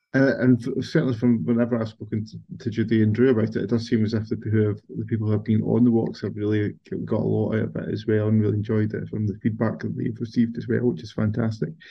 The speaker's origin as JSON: {"language": "English", "area": "Kate's Well, Lanarkshire", "region": "Scotland", "country": "United Kingdom", "tie": "born or raised there", "said": "I grew up in Kate's well"}